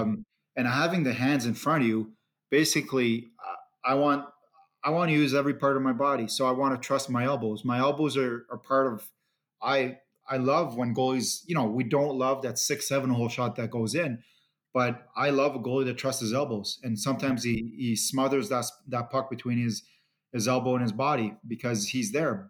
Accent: Ottawa, Ontario, Canada; growing up in Ottawa, it's always, um, you know, it's always nice to be at home

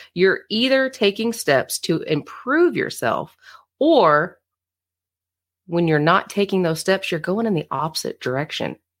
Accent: Florida, United States; now in Fort Leonard Wood, United States; I'm from Florida, I'm from the beach, you know, water, swimming, all the things. Grew up water baby.

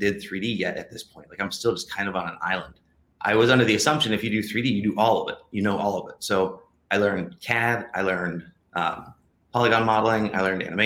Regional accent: Ohio, United States; moved away as an adult; also born or lived in California; I grew up in Ohio

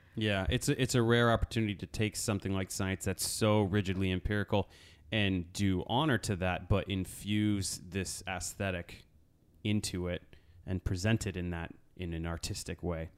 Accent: Connecticut, United States; I'm grew up in Connecticut

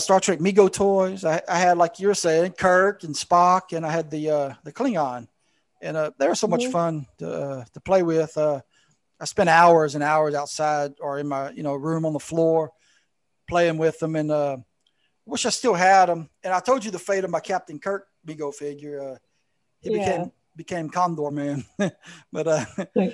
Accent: South Louisiana, United States; I grew up in South Louisiana

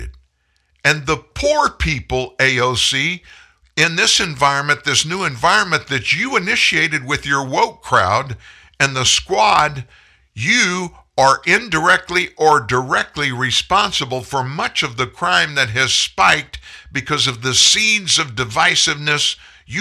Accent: the South, United States; I'm from the South

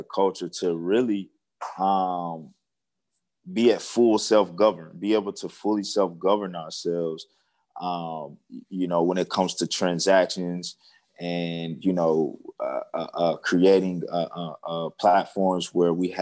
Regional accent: Seneca, South Carolina, United States; moved away as an adult; now in Dallas, United States; I'm originally from South Carolina, in Seneca, so probably a town most people never heard of, but it's near like Clemson, South Carolina. I grew up in the country, and I now reside in Dallas, Texas

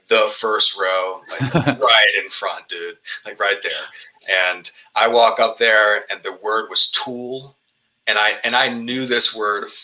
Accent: Richmond, Virginia, United States; here in Richmond, Virginia, my hometown

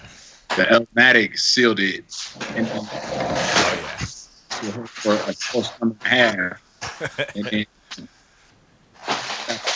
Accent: Denver, Colorado, United States; I'm from Denver. You know, we got a hip hop scene out here

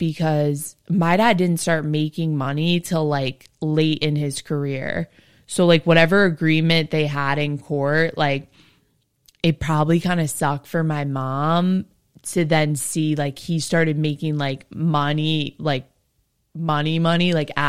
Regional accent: Summit, New Jersey, United States; I went to Summit High School.

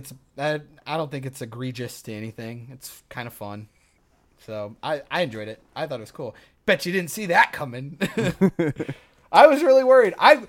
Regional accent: United States; Or we're American and we have no idea what everybody's saying.

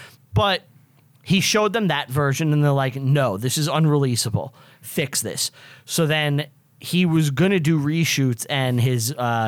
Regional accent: New York City, New York, United States; I was born in Brooklyn, actually.

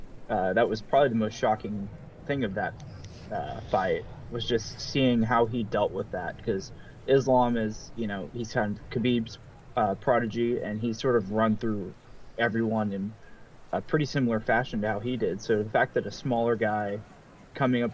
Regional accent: United States; I grew up in the United States

